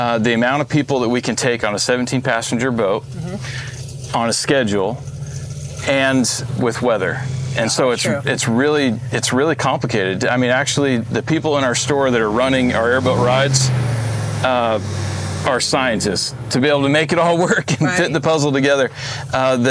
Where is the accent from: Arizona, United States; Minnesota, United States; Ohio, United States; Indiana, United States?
Arizona, United States; moved away as an adult; also born or lived in Utah; now in St. Cloud, Florida, United States; I come from Arizona. I went to school in Utah